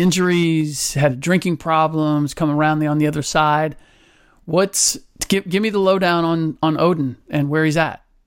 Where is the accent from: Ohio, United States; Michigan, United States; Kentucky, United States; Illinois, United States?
Ohio, United States; Cincinnati; I grew up in Cincinnati.